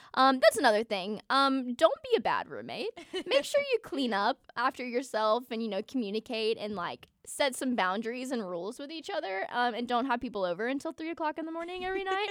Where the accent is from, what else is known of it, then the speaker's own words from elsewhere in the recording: Atlanta, Georgia, United States; moved away as an adult; now in Auburn, United States; I'm from Atlanta